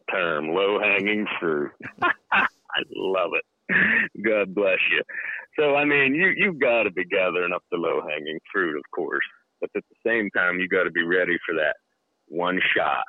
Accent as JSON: {"language": "English", "region": "Pennsylvania", "country": "United States", "tie": "born or raised there", "moved": "as an adult", "lives_now": "Alaska, United States", "said": "I grew up in Pennsylvania where there are lots of porcupines"}